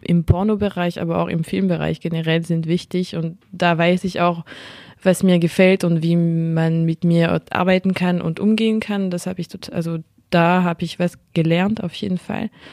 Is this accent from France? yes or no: yes; France; accent: French; German is a second language; meinen französischen Akzent